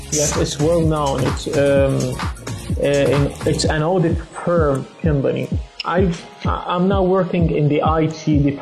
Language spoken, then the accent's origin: English; Jordan; I'm from Jordan. Okay, I'm 24 years old.